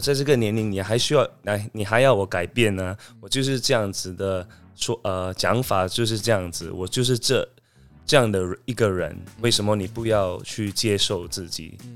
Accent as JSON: {"language": "Chinese", "country": "Singapore", "said": "我是来自新加坡的"}